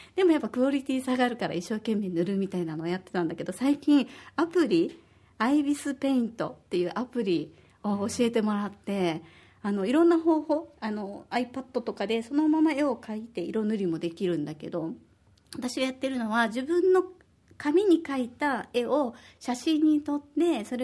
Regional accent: Osaka, Japan; now in Okinawa, Japan; 私は大阪出身で

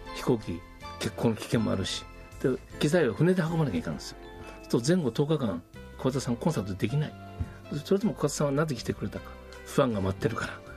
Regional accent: Ishikawa, Japan; moved away as an adult; also born or lived in Australia; now in Okinawa, Japan; 石川県の私石川県の出身

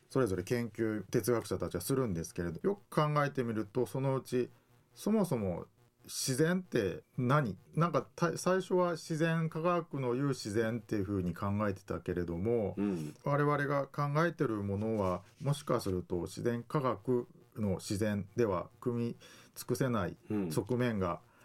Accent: Hiroshima, Japan; moved away as an adult; also born or lived in Kansai / Tokyo; now in Okinawa, Japan; 出身は、えー、広島県ですで大学は関西にいて、えー、大学院から東京に出て

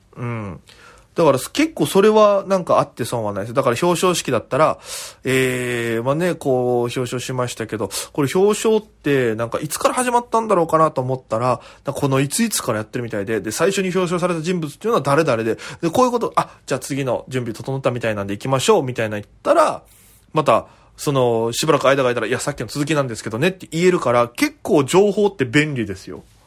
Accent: Okinawa, Japan; moved away as an adult; now in Tokyo, Japan; 私県出身で現在東京でフリーのピン芸人として活動しております

